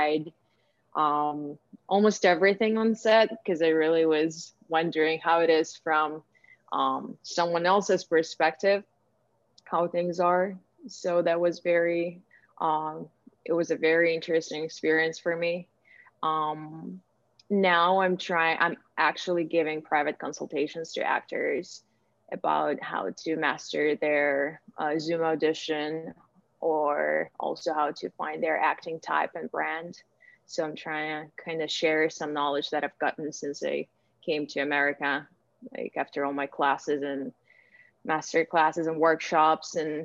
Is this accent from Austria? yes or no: no; Ukraine; moved away as an adult; now in United States; I was born and raised in Ukraine. I moved to the United States almost 4 years ago.